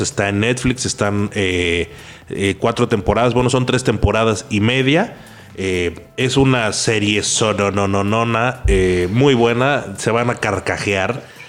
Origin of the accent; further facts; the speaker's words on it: Xalapa, Veracruz, Mexico; moved away as an adult; now in Mexico City, Mexico; hasta que me fui a, vivir fuera de Jalapa